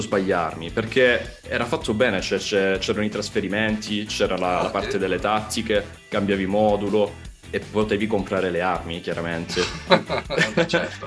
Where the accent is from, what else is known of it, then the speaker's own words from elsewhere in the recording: Crotone, Calabria, Italy; io sono di Crot- vengo da Crotone